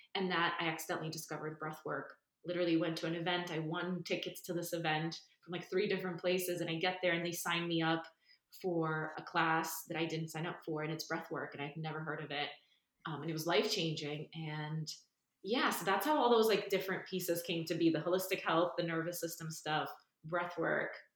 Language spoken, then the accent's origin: English; New York, United States; moved away as an adult; now in California, United States; I'm from New York